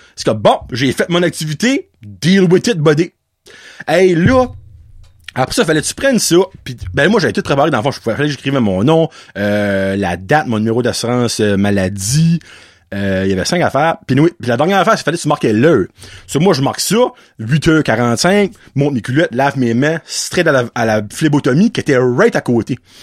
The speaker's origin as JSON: {"language": "French", "region": "Acadia", "country": "Canada", "said": "en tant qu'Acadien et francophone, que je suis"}